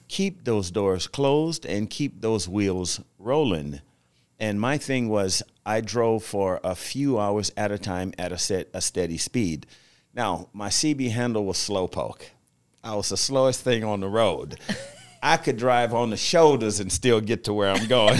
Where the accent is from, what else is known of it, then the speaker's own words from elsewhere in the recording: Louisiana, United States; accent: Louisianan; growing up in Louisiana, uh, that was our native language was French.